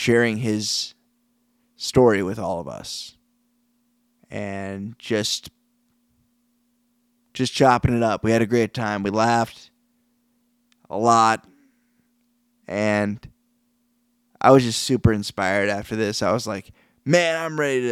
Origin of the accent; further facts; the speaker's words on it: Iowa, United States; moved away; the Iowa roots because we're both from Iowa